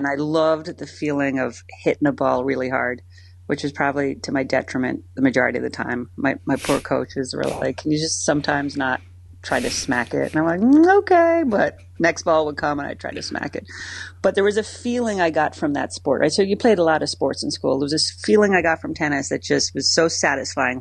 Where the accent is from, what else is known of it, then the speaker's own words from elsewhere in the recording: Ireland; moved away as an adult; now in Philadelphia, United States; as an Irish child